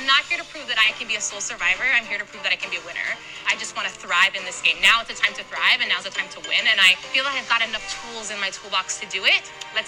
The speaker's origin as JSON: {"language": "English", "town": "Toronto", "region": "Ontario", "country": "Canada", "said": "I'm from Toronto, Ontario, and I am a pastor, and I'm 34 years old."}